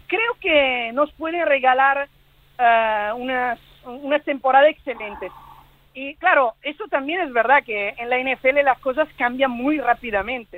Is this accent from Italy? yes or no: yes; Milan, Lombardy, Italy; now in Barcelona, Spain; yo, yo nací en Milán, en Italia